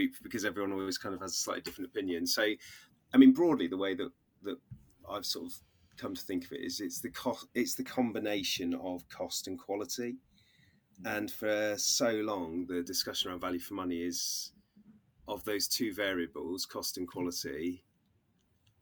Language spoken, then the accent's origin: English; Oxfordshire, South East England, United Kingdom; moved away as an adult; now in Bristol, United Kingdom; I was born in Oxfordshire, but have been sort of down the Bristol way since moving to university